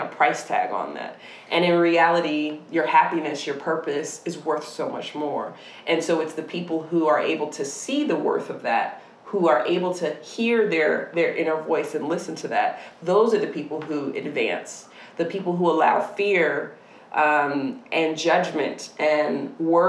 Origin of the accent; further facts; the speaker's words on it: Syracuse, New York, United States; moved away; growing up in Syracuse, New York